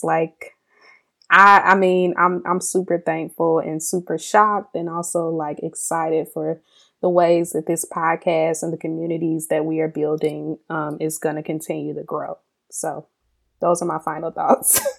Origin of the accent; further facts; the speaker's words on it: Mississippi, United States; growing up in Mississippi